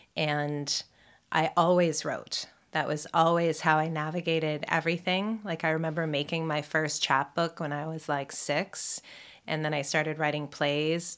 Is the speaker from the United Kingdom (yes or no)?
no; Toronto, Ontario, Canada; I was raised here in Toronto by my mom mostly